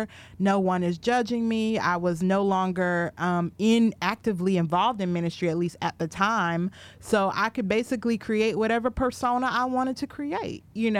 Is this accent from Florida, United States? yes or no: no; Richfield, Minnesota, United States; I was raised in Minneapolis, Minnesota, or right outside of Minneapolis, Minnesota, in a town called Richfield. Shout out to my Richfield people that may be watching, Richfield, Minnesota.